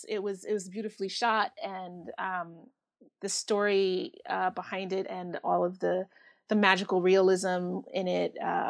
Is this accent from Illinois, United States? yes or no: no; New York, United States; as a New Yorker living out here, I kind of really gravitate towards stories about New York, regardless of the time period.